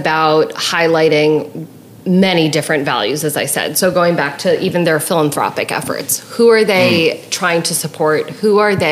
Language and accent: English; New York, United States; I'm from New York